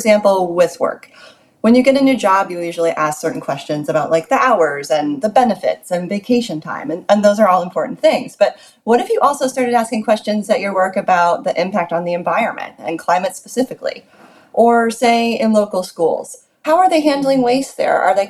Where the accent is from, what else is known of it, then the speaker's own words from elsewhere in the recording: United States; as an American